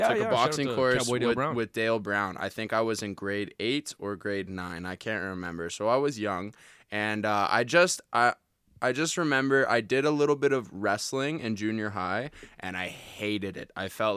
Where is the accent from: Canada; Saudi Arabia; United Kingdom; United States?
Canada; Calgary, Alberta; Yeah, okay, I was born and raised in Calgary, and I got picked on a lot, man.